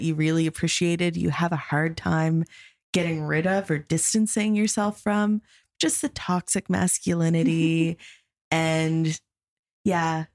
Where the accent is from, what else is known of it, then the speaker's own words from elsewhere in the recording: Saint John, New Brunswick, Canada; now in Fredericton, Canada; St. John, my hometown.